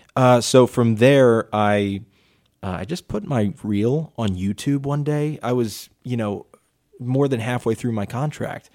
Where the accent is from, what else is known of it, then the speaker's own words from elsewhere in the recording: Delaware County, Pennsylvania, United States; I loved being a Pennsylvanian.